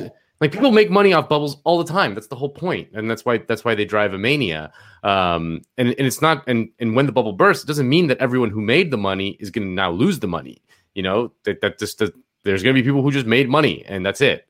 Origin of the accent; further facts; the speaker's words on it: Miami, Florida, United States; moved away; my hometown of Miami